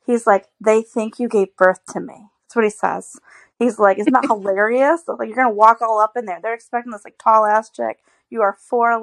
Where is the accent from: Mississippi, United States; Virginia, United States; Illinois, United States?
Illinois, United States; moved away as an adult; now in Paris, Missouri, United States; I'm actually not from around here. Like, I was raised in Illinois. Didn't move to the lovely area of Paris, Missouri, if you will, until I married JC